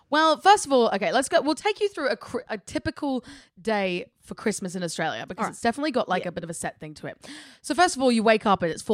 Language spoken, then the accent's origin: English; United Kingdom; I actually think we have because we're British.